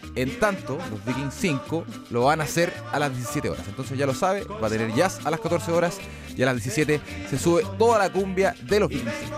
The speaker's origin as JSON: {"language": "Spanish", "country": "Chile", "said": "como buenos chilenos"}